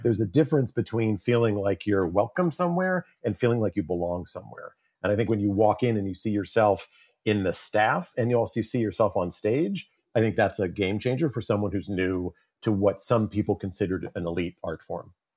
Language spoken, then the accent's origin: English; New York City, New York, United States; I grew up in and around New York City my entire life